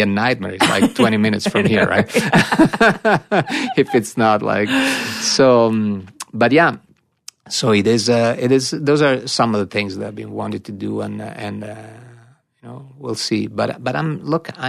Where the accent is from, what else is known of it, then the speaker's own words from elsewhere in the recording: Italy; moved away; growing up in Italy